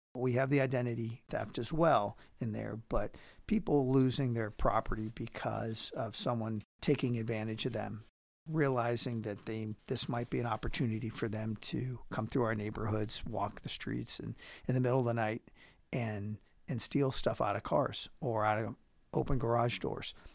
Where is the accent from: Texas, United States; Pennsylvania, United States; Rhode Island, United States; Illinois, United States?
Pennsylvania, United States; Pittsburgh; now in Powell, United States; I'm from Pittsburgh originally